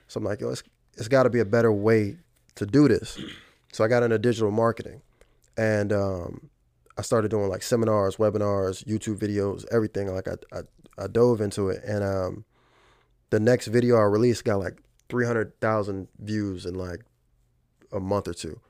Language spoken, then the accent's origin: English; Fredericksburg, Virginia, United States; moved away as an adult; now in Richmond, United States; I'm from Fredericksburg, Virginia